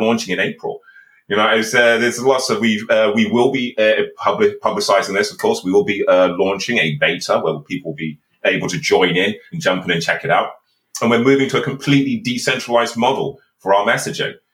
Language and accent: English; Birmingham, West Midlands, United Kingdom; I'm actually from a council estate in Birmingham